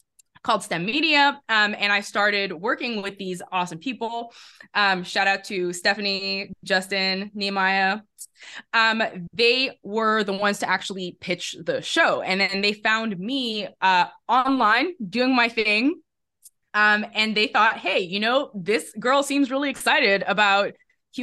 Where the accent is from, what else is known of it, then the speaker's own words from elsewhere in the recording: Netherlands; moved away as an adult; also born or lived in England; I grew up in the Netherlands